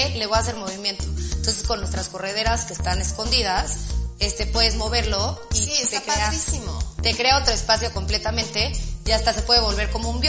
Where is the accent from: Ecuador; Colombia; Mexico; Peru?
Mexico; todos los materiales, aparte siendo mexicanos, o sea, como que apoya, apoyas